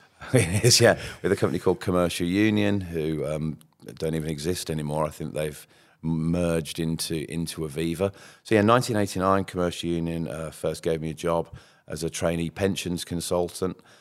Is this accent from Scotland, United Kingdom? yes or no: no; Birmingham, West Midlands, United Kingdom; accent: Brummie; I'm a, I'm a Brummie, and you'll probably hear that if I say money